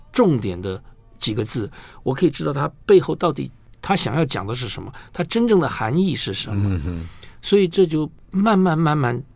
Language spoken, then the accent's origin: Chinese; Taipei, Taiwan; 小时候在中广播英文了以后，就跑去衡阳街嗯哼。东方出版社